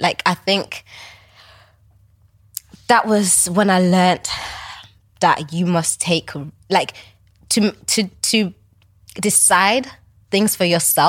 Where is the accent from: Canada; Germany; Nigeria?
Nigeria; also born or lived in Manchester / Cambridge / Liverpool; obviously I'm Nigerian.